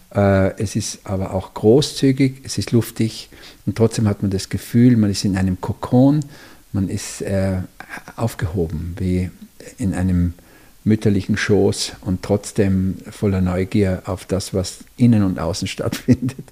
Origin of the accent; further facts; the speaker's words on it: Tyrol, Austria; meine Heimat, also quasi das Tirolische